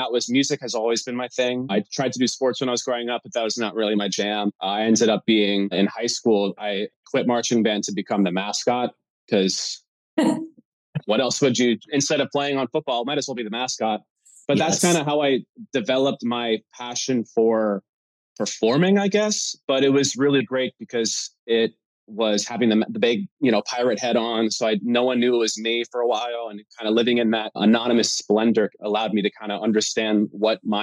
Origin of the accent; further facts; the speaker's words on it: Ottsville, Pennsylvania, United States; I'm from Pennsylvania